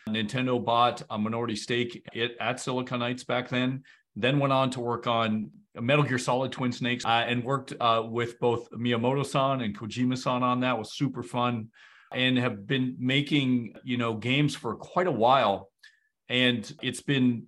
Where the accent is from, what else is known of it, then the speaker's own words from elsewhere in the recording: Canada; I'm from Canada